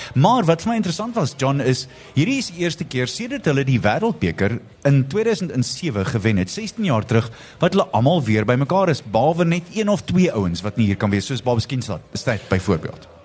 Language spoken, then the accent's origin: Afrikaans; Free State, South Africa; Ek is groot Vrystater